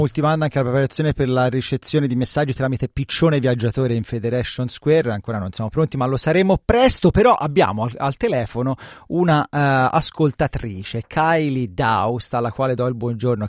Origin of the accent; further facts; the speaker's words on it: Tuscany, Italy; nella mia terra in Toscana